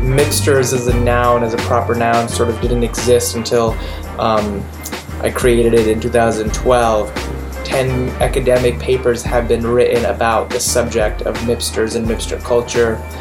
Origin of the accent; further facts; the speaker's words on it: New York City, New York, United States; I'm from Queens, New York